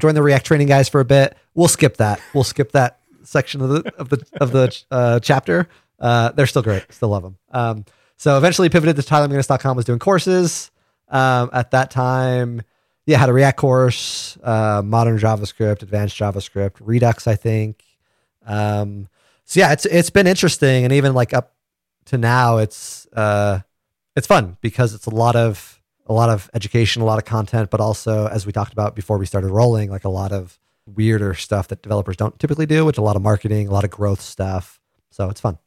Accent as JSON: {"language": "English", "town": "St. George", "region": "Utah", "country": "United States", "tie": "born or raised there", "also_born_or_lived": "San Fernando Valley, California", "said": "I grew up in Saint George"}